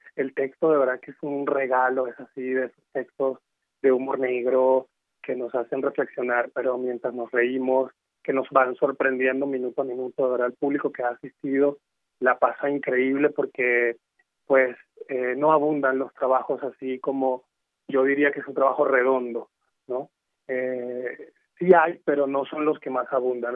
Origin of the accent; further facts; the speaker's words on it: Venezuela; moved away as an adult; now in Mexico; yo soy de Venezuela, llegué aquí hace cinco años.